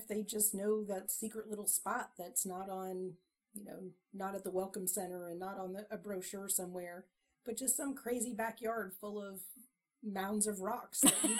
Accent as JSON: {"language": "English", "country": "Canada", "accent": "Canadian", "said": "Sometimes my Canadian accent is Minnesota, but..."}